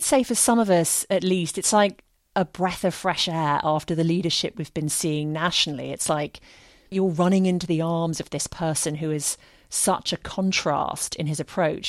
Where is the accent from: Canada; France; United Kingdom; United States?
United Kingdom; moved away; You're in my home country